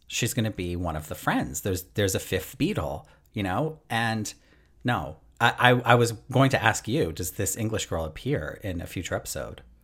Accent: Canada; obviously I'm Canadian

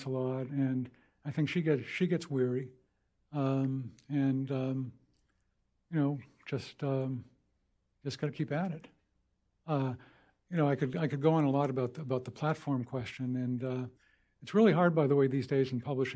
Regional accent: Boston, Massachusetts, United States; moved away; I grew up in Boston. Basically, grew up at Fenway Park

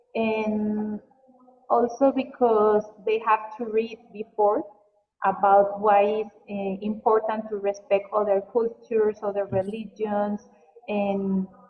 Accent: Mexico; English is a second language; I didn't think to be a teacher in the beginning because my parents are teachers. And in Mexico, it's like you don't get a lot of money and a lot of things

